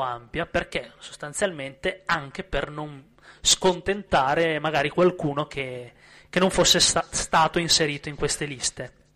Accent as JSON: {"language": "Italian", "town": "Verona", "region": "Veneto", "country": "Italy", "moved": "yes", "said": "sono di Verona"}